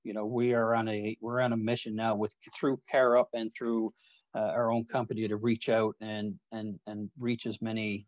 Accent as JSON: {"language": "English", "region": "Newfoundland and Labrador", "country": "Canada", "tie": "born or raised there", "said": "I'm a Newfoundlander by birth"}